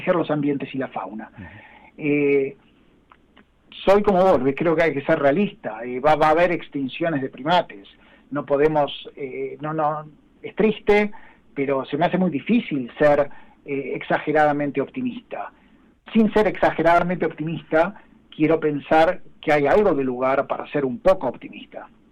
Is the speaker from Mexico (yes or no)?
no; Argentina; Yo soy argentino, trabajo en Sudamérica